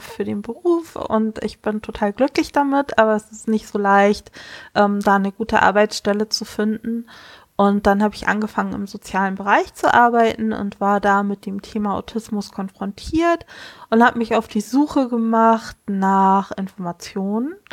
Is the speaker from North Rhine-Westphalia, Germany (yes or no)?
no; Kiel, Schleswig-Holstein, Germany; ich komme aus Kiel.